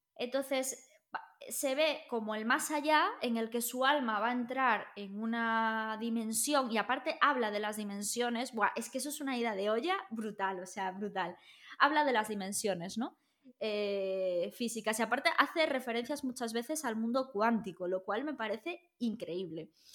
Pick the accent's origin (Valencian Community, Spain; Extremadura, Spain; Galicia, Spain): Galicia, Spain; nosotros somos gallegos